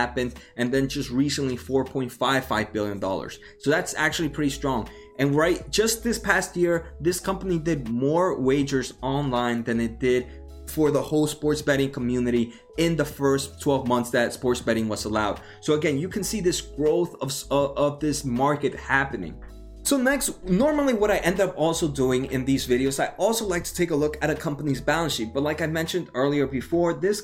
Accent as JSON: {"language": "English", "region": "New Jersey", "country": "United States", "said": "I am from New Jersey"}